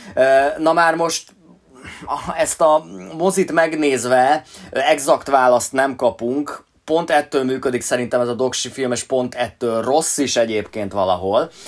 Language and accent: Hungarian; Hungary; mi itt Magyarországon a Sziget Fesztivállal a seggünkben nőttünk föl